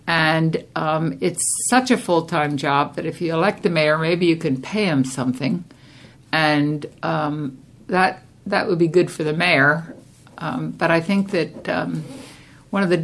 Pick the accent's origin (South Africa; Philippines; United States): United States; Delaware County, Pennsylvania; moved away as an adult; also born or lived in California; now in Half Moon Bay, United States; I was born and raised in Delaware County in Pennsylvania, just outside of Philadelphia